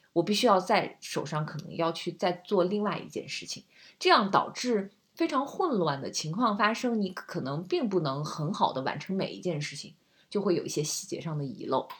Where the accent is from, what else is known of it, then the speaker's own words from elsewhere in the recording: China; 我们中国人